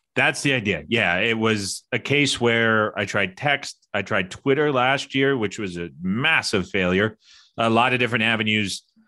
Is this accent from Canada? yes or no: yes; Canada; I'm Canadian